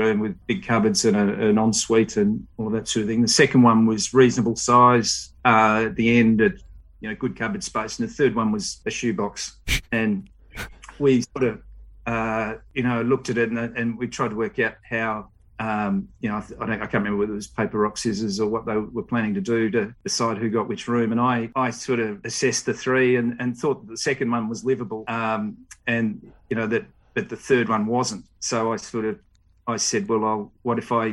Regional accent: Melbourne, Victoria, Australia; I grew up in Vermont, out in the eastern suburbs

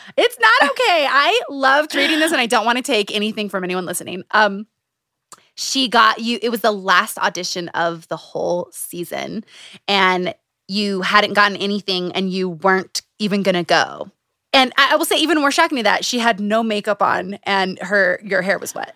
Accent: Utah, United States; Growing up in Utah

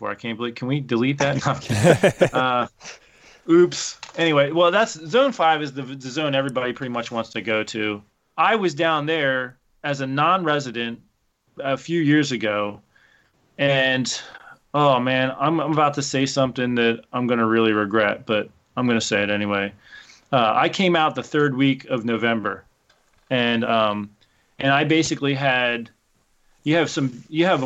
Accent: Pennsylvania, United States

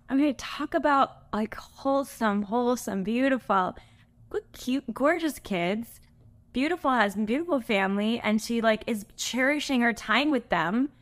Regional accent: California, United States; I'm from California

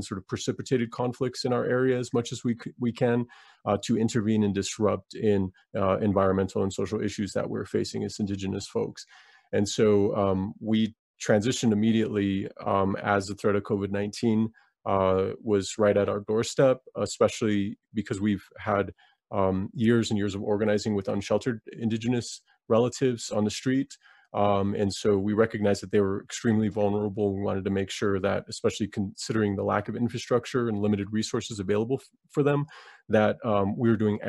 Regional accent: Black Mesa, Arizona, United States; now in Flagstaff, United States; I'm originally from Black Mesa on the Diné or Navajo Nation

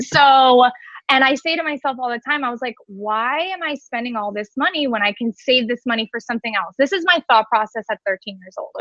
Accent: Cooper City, Florida, United States; also born or lived in Orlando; I am actually from Cooper City. Um, I have been living here now for over 26 years.

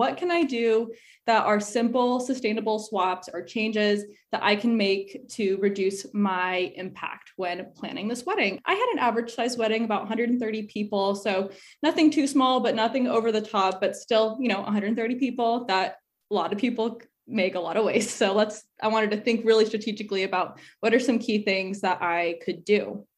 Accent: Arizona, United States; So for me, I'm originally from Arizona. So I was looking, so a lot of my family's there.

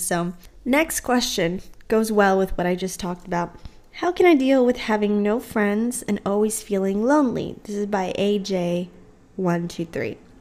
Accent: Texas, United States; moved away as an adult; also born or lived in New Orleans; whenever I moved away from Texas to go to college in New Orleans

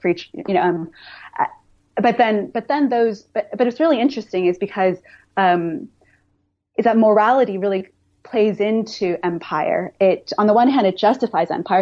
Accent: United States; now in London, United Kingdom; I actually grew up in the States, so I'm Chinese American

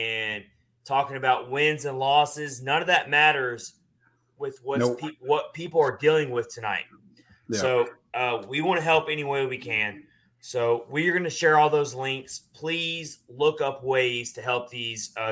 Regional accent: the South, United States; growing up in the South

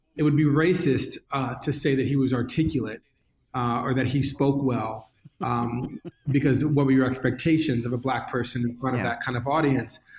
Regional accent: New York, United States; growing up in New York

